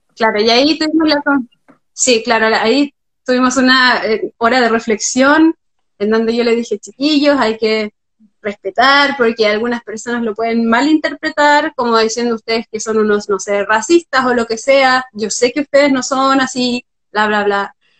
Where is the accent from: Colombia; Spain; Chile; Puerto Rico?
Chile; moved away as an adult; now in Berlin, Germany